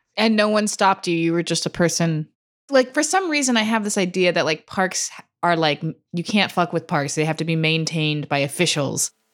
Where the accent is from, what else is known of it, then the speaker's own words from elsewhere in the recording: Santa Cruz, California, United States; moved away as an adult; now in New York City, United States; I grew up in Santa Cruz